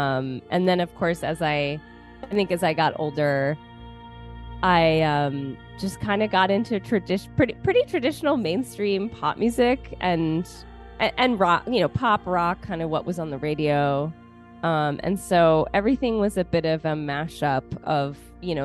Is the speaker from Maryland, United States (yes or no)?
yes; Baltimore, Maryland, United States; I was born in Baltimore, Maryland. Grew up here